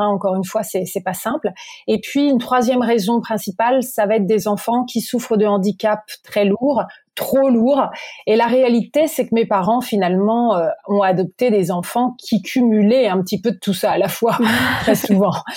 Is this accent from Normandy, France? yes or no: yes; Normandy, France; je suis née en Normandie